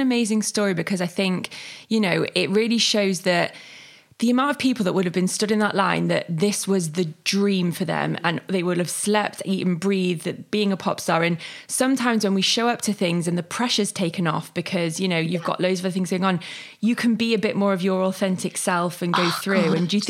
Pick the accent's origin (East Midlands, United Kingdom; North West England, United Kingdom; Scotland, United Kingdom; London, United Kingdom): North West England, United Kingdom; Manchester; And I'm from Manchester as well, so for someone that's from Manchester, getting a part in Coronation Street is like a big deal.